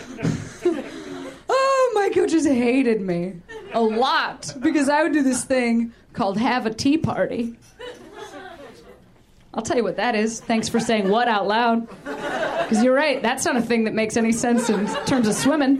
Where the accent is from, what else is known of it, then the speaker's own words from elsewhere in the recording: Midwest, United States; moved away; I'm from the Midwest